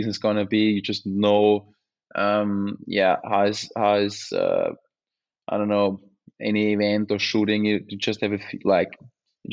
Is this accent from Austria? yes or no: yes; Unterstinkenbrunn, Lower Austria, Austria; born or raised there; English is a second language